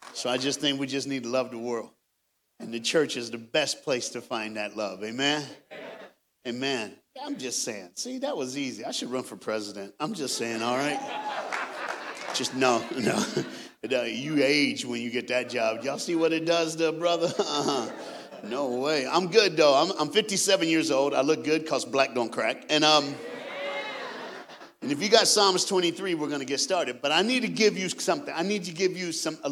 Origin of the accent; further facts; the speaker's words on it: Knoxville, Tennessee, United States; I am a Southern brother. I was born and raised in Knoxville, Tennessee